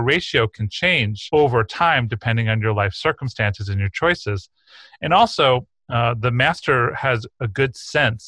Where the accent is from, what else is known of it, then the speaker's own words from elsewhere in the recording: East Coast, New York, United States; I grew up on the East Coast in New York in the 1970s